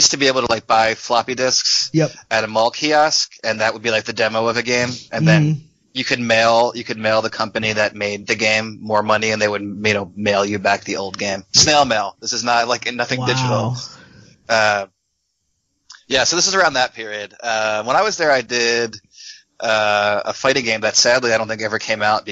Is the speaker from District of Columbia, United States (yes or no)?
no; Philadelphia, Pennsylvania, United States; I grew up in Philadelphia